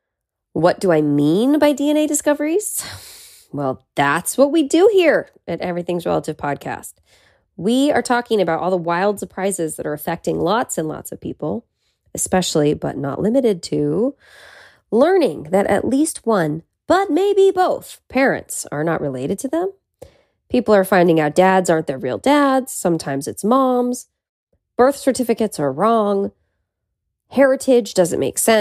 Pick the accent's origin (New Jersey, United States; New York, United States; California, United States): California, United States; Petaluma; now in Los Angeles, United States; my childhood bedroom in my hometown, Petaluma